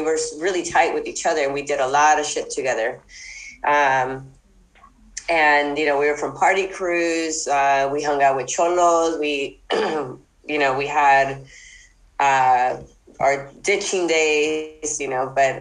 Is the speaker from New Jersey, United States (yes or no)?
no; Los Angeles, California, United States; I grew up in Boyle Heights and East